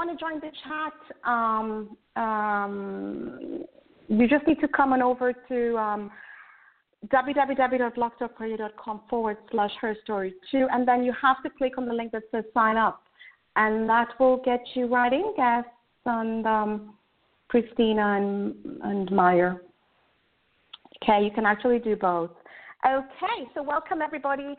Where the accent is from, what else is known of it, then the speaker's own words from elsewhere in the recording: Kenya; now in United Kingdom; I'm also originally from Kenya